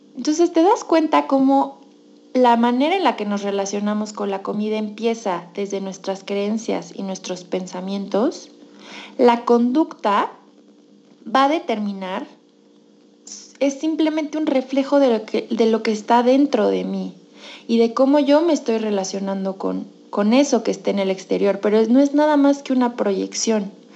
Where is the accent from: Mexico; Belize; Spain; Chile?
Mexico; soy mexicana y yo crecí en una cultura en la que la comida dice mucho